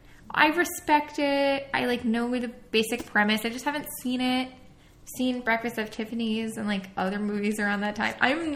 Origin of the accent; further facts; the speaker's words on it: Long Island, New York, United States; I'm from Long Island